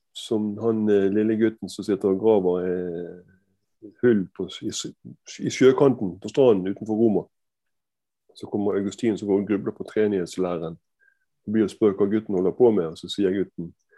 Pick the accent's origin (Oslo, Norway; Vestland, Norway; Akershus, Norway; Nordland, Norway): Vestland, Norway; Bergen; Jeg er, jeg er bergenser, som du hører. Jeg er fra Fyllingsdalen og Danmarksplass i barndommen.